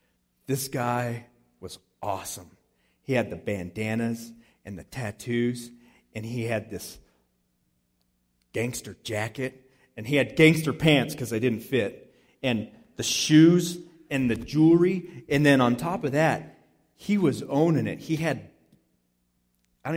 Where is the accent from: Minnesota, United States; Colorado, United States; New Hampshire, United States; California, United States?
Colorado, United States; Palisade; we grew up in East Orchard Mesa in Palisade, Colorado